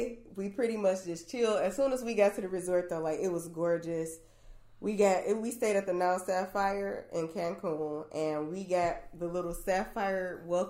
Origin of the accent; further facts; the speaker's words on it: Michigan, United States; Apparently, my Spanish accent is like really good, so people just swore that I was not from Michigan.